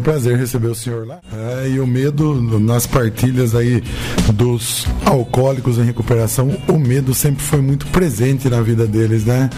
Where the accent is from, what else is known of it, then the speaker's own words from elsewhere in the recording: Capivari, São Paulo, Brazil; eu sou de Capivari